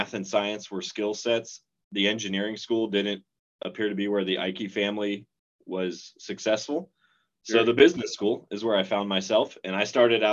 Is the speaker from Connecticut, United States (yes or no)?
no; Nebraska, United States; moved away as an adult; also born or lived in Spokane, Washington; now in Seattle, United States; I grew up in Nebraska